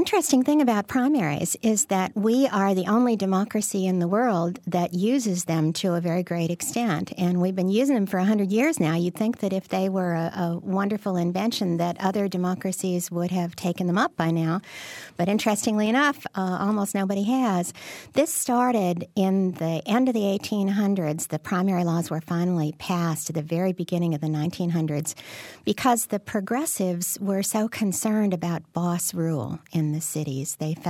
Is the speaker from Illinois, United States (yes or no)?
yes; Illinois, United States; I grew up in Cook County, so I understand that very well.